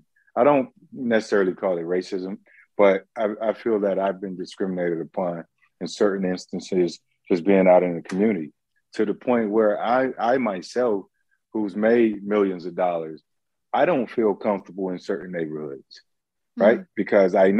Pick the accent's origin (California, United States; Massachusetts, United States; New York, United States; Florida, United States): Florida, United States; Palm Beach County; I grew up in Palm Beach County